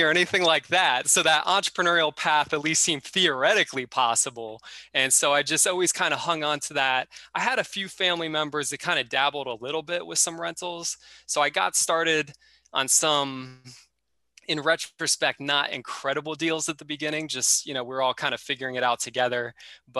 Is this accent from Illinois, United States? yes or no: no; Florida, United States; I'm originally from Florida